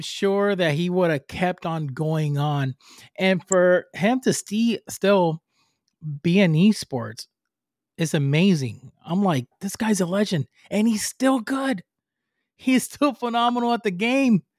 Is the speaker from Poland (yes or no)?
no; Puerto Rico; English is a second language; moved away; I'm from Puerto Rico, I'm from the island